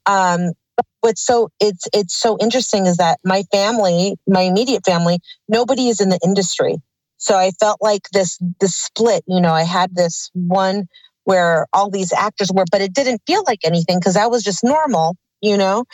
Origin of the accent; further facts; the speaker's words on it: Burbank, California, United States; I was born in Burbank, California at St. Joseph's Hospital